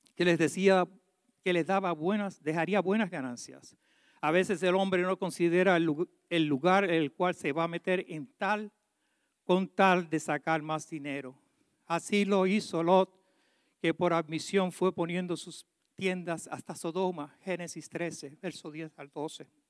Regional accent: Puerto Rico; yo soy boricua

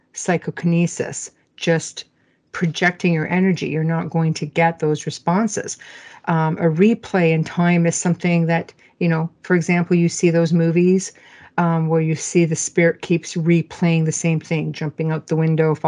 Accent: Sudbury, Ontario, Canada; moved away; I was born and raised in Sudbury, Ontario

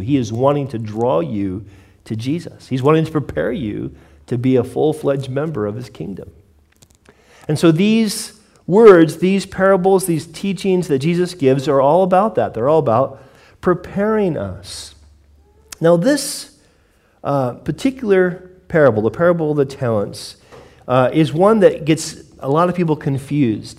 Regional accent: United States; I grew up in America

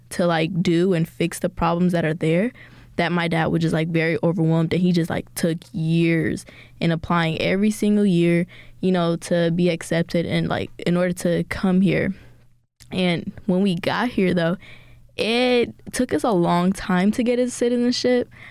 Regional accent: Ethiopia; now in United States; I was born in Ethiopia and my dad brought us here because of, like, war problems

